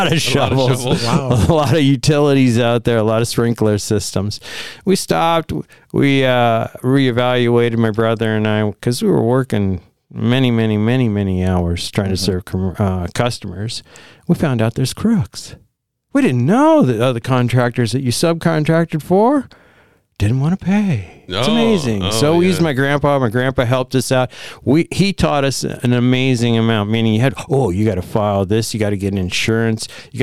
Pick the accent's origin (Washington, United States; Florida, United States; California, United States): Washington, United States; Spokane; I grew up here in Spokane, but I went over there 4 times the money for the same work.